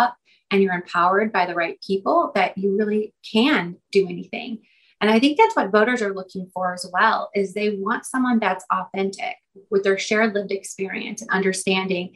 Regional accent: Granite City, Illinois, United States; now in Chicago, United States; I actually grew up in Granite City in the Metro East, right outside St. Louis

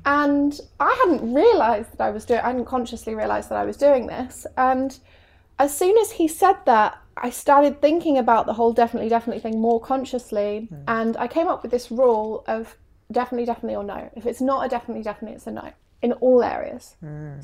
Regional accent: England, United Kingdom; moved away as an adult; English, um, and they were excited by my quirky accent

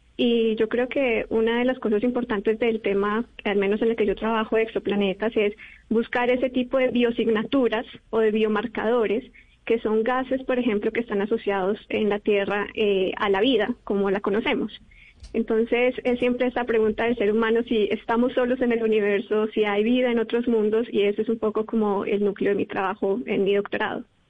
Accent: Bogotá, Colombia; moved away as an adult; also born or lived in Europe; soy del Colegio INAM de Kennedy y allí estuve en un grupo de astronomía

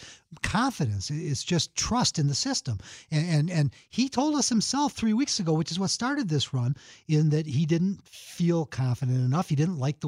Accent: Chicago, Illinois, United States; I grew up in Rogers Park, and I was 7, and my brother was 8 when my parents let us start taking the L over to Wrigley Field

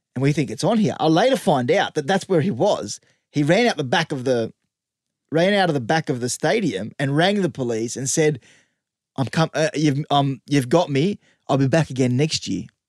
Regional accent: Western Sydney, New South Wales, Australia; I'm from the West

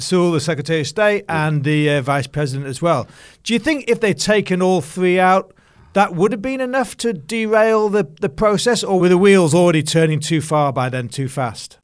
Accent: United Kingdom; being a Brit

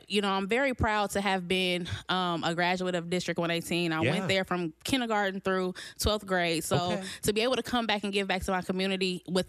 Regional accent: Danville, Illinois, United States; I was born and raised here in Danville, Illinois.

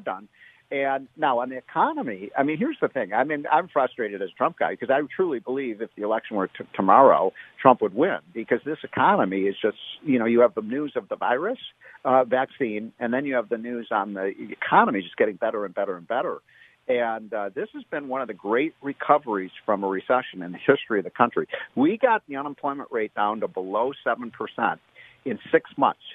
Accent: Illinois, United States; I'm from Illinois. We perfected the idea of you know, in Chicago of dead people voting

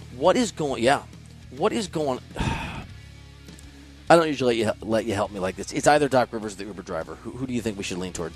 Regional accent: Iowa, United States; I'm from Iowa

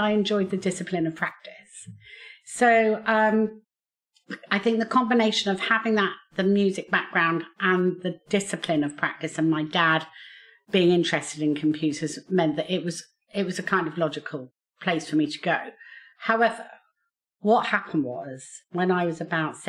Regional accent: Basingstoke, South East England, United Kingdom; I was born and brought up in Basingstoke, and I went through the state school system

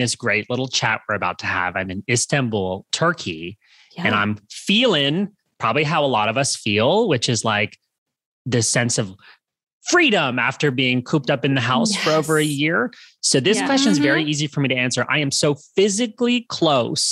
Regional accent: Canada; moved away as an adult; also born or lived in Los Angeles, United States / Santa Monica, United States; I'm originally from Canada. I've been based in the US for many, many years

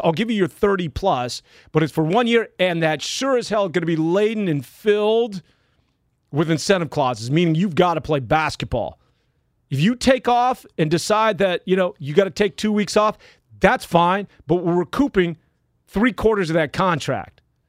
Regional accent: Milwaukee, Wisconsin, United States; born there; I know that my birth certificate says I'm from the Midwest in Milwaukee

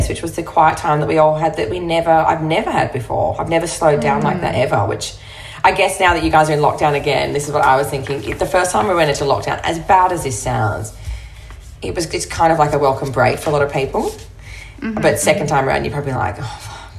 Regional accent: Broome, Western Australia, Australia; I grew up in Broome. I moved there when I was 9. I'd lived in another town in the south of WA before that.

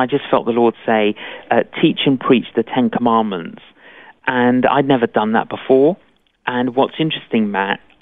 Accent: London, United Kingdom; born or raised there

